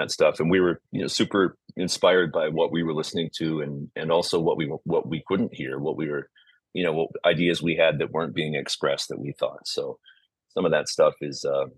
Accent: Lafayette, California, United States; also born or lived in Oakland, California; I grew up in the East Bay in the suburbs. We lived in Oakland, and then in the early 70s, we moved to Lafayette, California, which is out near Walnut Creek. And it's there that I grew up

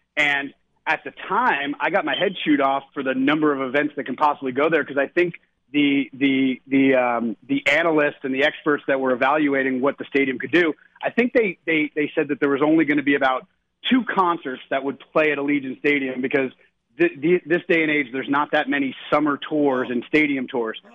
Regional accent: Jersey Shore, New Jersey, United States; you and I growing up on the Jersey Shore

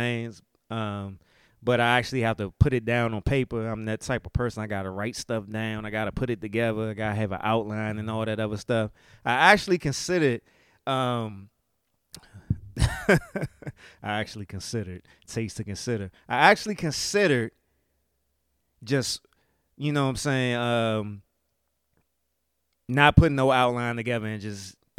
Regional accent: United States; accent: DMV; I'm talking in my DMV accent and a dialect right now.

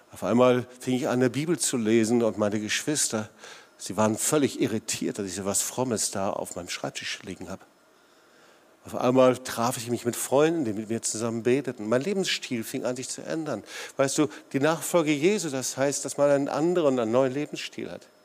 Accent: North Rhine-Westphalia, Germany; ich komme aus dem Sauerland und im Sauerland gibt's herrliche, wunderbare Talsperren, hier leider nicht so, hier gibt's die Schwäbische Alb.

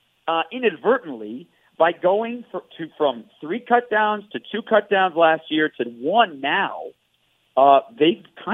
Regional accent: Detroit, Michigan, United States; moved away; I grew up in Detroit

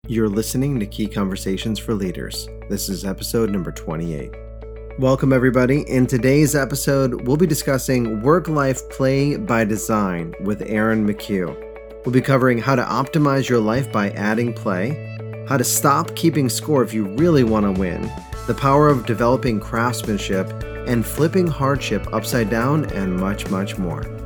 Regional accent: upstate New York, United States; now in Charlotte, United States; I'm from upstate New York

